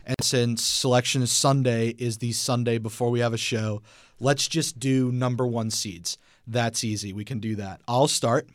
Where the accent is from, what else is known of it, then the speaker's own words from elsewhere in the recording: Atlanta, Georgia, United States; I'm from Atlanta